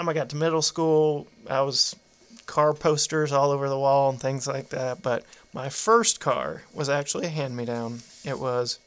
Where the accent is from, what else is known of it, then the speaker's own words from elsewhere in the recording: Tyler, Texas, United States; also born or lived in Houston, Texas; we moved from the Houston area to Tyler. And we were living in an apartment complex waiting for them to finish building our house